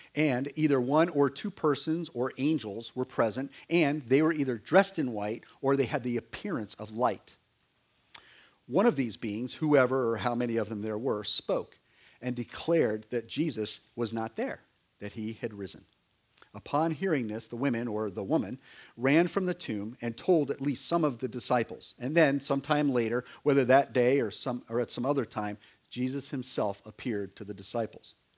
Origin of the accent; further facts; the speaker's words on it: Connecticut, United States; now in Virginia, United States; when I grew up in Connecticut